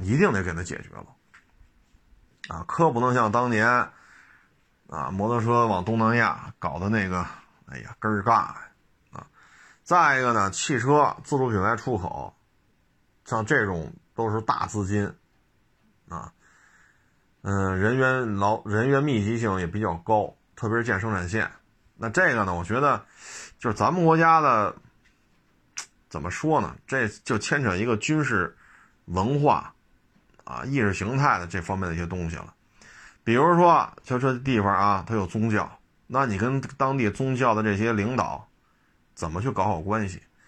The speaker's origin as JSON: {"language": "Chinese", "country": "China", "said": "我也是中国人"}